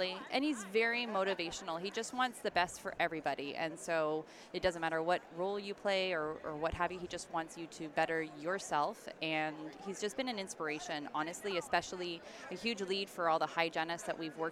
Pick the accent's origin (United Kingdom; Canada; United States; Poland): Canada; Toronto, Ontario; I was born in Toronto